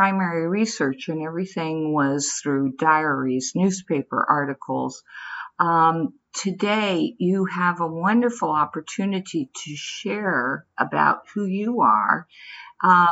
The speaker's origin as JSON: {"language": "English", "town": "San Francisco", "region": "California", "country": "United States", "tie": "born or raised there", "said": "I grew up in San Francisco"}